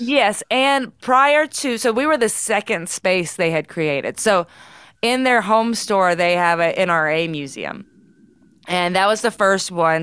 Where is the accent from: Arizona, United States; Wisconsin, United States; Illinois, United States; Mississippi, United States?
Mississippi, United States; Charleston; I grew up, yeah, in Tallahatchie County, Mississippi